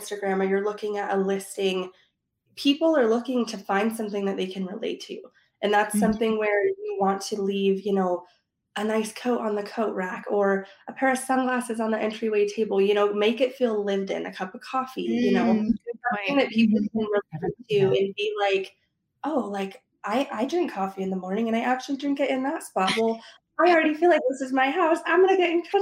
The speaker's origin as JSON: {"language": "English", "town": "Prescott", "region": "Arizona", "country": "United States", "tie": "born or raised there", "said": "I live in Prescott, Arizona"}